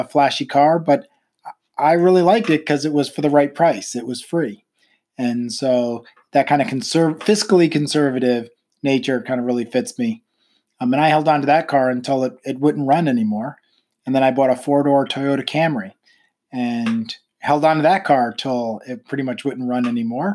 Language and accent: English; New York, United States; moved away as an adult; also born or lived in Pennsylvania / Florida / Rhode Island; now in Virginia, United States; I grew up in New York.